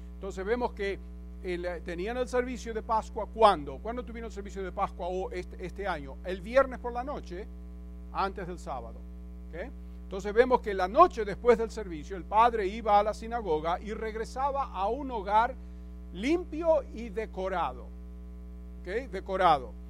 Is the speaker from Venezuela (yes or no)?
no; Buenos Aires, Argentina; moved away; Yo me acuerdo cuando íbamos a la iglesia ortodoxa de pequeño en Buenos Aires